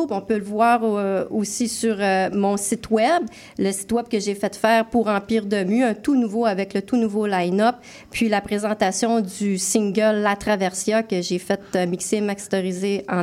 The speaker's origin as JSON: {"language": "French", "town": "Alma", "region": "Quebec", "country": "Canada", "said": "Euh, chez nous, je viens d'Alma."}